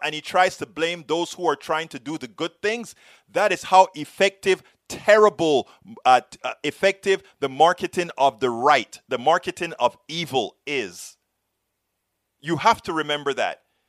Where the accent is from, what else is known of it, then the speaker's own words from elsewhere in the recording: Panama; now in United States; I am from Panama, that same place you talk about, Central America